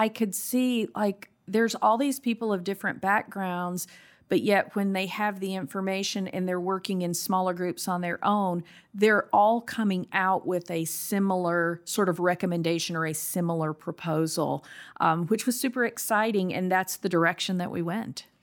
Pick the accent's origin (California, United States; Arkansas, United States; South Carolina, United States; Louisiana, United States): South Carolina, United States; also born or lived in Austin, Texas; now in Eden Prairie, United States; I'm from South Carolina